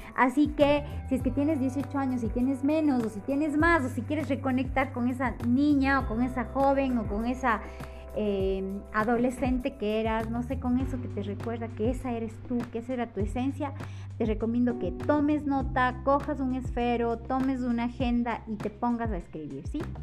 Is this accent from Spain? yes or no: no; Ecuador; en mi país, por ejemplo, en Ecuador